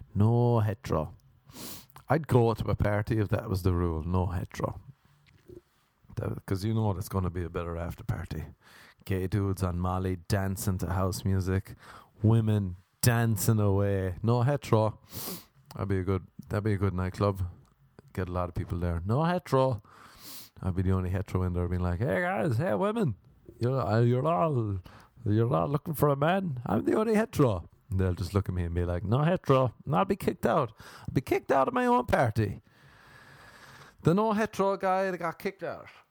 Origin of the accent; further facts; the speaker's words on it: Ireland; growing up in Ireland